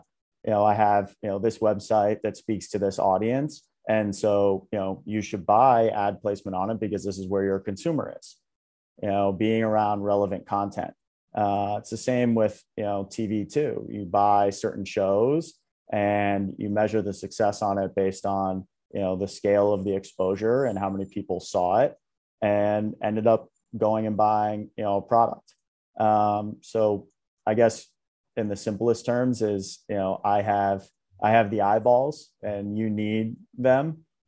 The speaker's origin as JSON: {"language": "English", "region": "New York", "country": "United States", "tie": "born or raised there", "said": "So I grew up around the New York area, about 45, 50 minutes outside of Manhattan."}